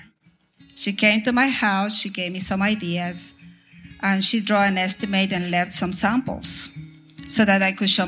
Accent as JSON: {"language": "English", "country": "Ecuador", "tie": "born or raised there", "also_born_or_lived": "Venezuela", "moved": "as an adult", "lives_now": "Tyler, United States", "said": "I am from Ecuador in South America"}